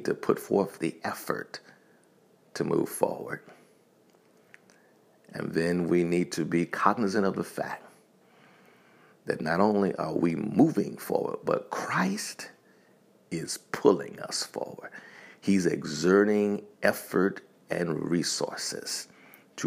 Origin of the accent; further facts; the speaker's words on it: Montgomery, Alabama, United States; also born or lived in Tuskegee, Alabama; I grew up in Montgomery, Alabama. I was born in Tuskegee, Alabama